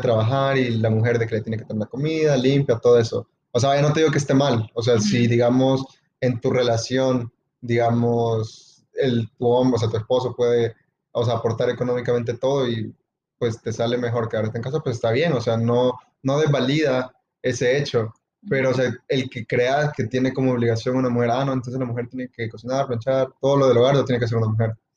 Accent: El Salvador; el entorno que yo crecí, o sea, en El Salvador

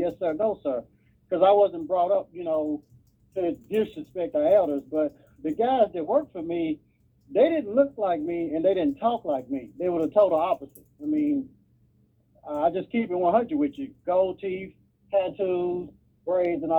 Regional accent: Nashville, Tennessee, United States; I grew up in down south in Nashville, Tennessee.

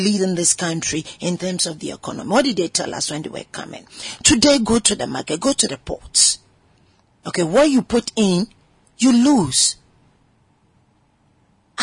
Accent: Ghana; I'm a Ghanaian woman

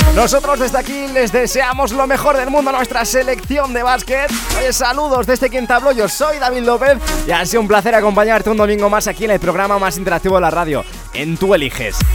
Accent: Ávila, Castile and León, Spain; born or raised there; now in Madrid, Spain

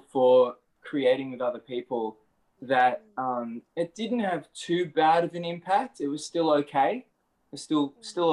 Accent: Australia; I'm from Australia

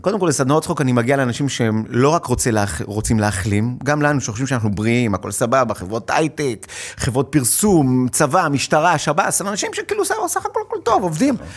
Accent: Hod HaSharon, Central District, Israel; now in Tel Aviv, Israel; במקור בהוד השרון, היום אני מתל אביב

